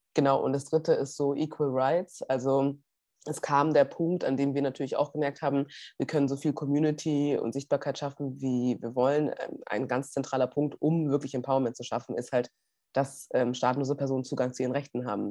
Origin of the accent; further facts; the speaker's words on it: Munich, Bavaria, Germany; ich bin gebürtige Münchnerin